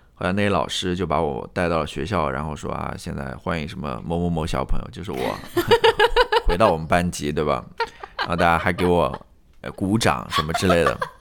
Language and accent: Chinese; Jiangsu, China; 东部的，我是来自江苏的